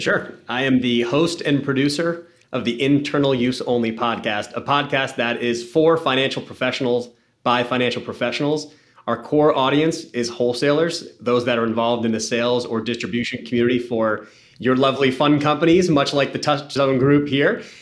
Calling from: Boston, Massachusetts, United States; I am calling in from Boston, Massachusetts

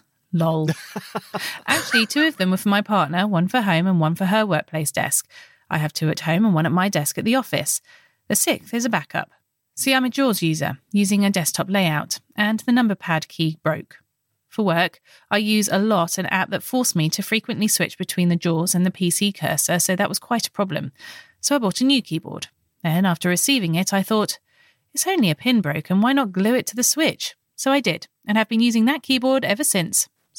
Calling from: Quebec City, Quebec, Canada; I'm … from Quebec City, Canada.

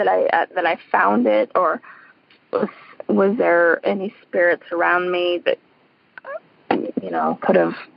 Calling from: Colorado, United States; I'm calling from Colorado.

